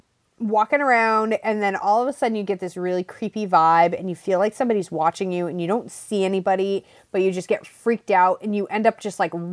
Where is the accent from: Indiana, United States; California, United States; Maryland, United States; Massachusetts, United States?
Massachusetts, United States; where we grew up in Massachusetts